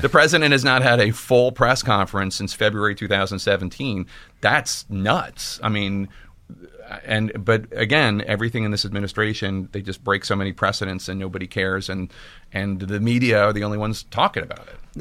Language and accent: English; Philadelphia, Pennsylvania, United States; I'm from Philadelphia